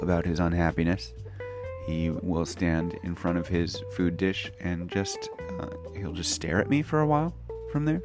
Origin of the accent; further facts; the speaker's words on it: United States; now in Japan; I'm an American English teacher living in Japan